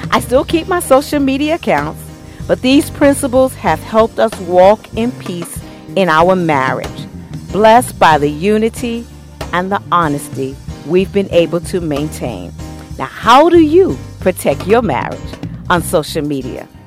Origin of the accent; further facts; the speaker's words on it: New York, United States; I'm originally from New York, and I remember, you know, how you have the clotheslines out the window